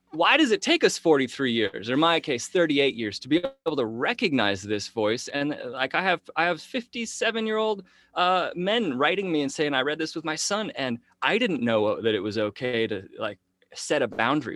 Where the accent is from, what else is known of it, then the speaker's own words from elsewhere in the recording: Henderson, Nevada, United States; here in Henderson, Nevada